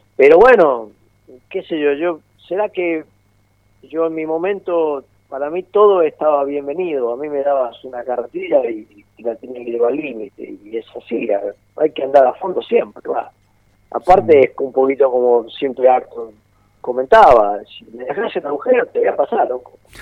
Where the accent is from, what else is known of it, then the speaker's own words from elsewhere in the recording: Argentina; yo nací en la República Argentina